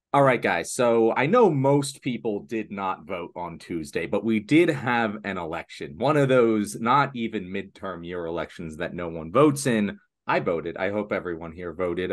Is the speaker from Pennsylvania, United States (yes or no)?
yes; Pennsylvania, United States; my home state of Pennsylvania